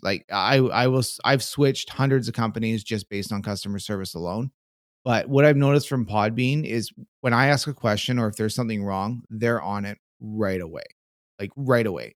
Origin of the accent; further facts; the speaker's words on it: Canada; being a Canadian